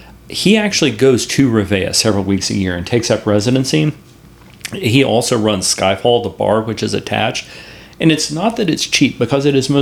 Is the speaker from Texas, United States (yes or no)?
yes; San Angelo, Texas, United States; I'm proud that my hometown is San Angelo, Texas.